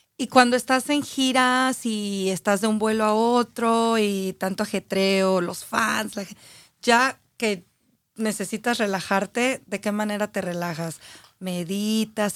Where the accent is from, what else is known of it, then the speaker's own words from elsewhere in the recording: Aguascalientes, Mexico; Yo soy de Aguascalientes